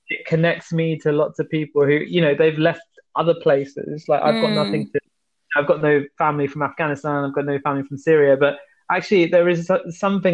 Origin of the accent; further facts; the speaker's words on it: United Kingdom; now in London, United Kingdom; I'm British of Sri Lankan Tamil heritage